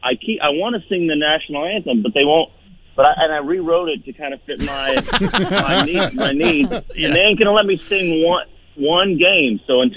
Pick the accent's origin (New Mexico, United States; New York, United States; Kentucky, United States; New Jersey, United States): Kentucky, United States; because I'm from Kentucky